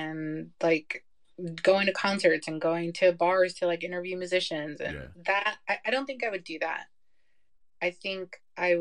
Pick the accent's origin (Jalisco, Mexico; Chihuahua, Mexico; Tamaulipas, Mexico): Jalisco, Mexico; Guadalajara; moved away; also born or lived in Seattle / Pacific Northwest; I was born in Guadalajara